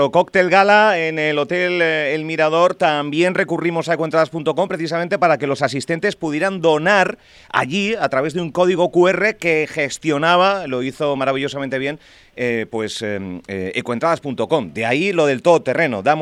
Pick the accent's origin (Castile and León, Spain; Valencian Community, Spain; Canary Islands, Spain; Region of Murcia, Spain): Canary Islands, Spain; Somos majoreros